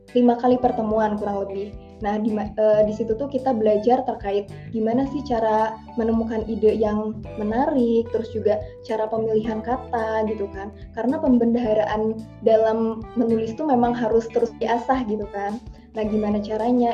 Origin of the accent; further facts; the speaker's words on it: Kuningan, West Java, Indonesia; Aku dari Kuningan, Jawa Barat asalnya